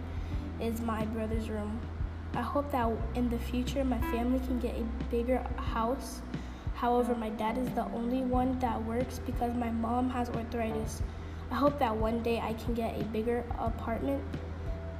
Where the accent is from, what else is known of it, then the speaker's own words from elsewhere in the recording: New York City, New York, United States; I was born and raised in the Bronx